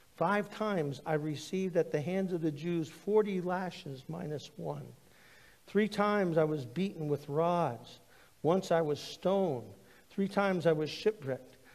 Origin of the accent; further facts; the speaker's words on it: United States; growing up in the United States, I had a great history teacher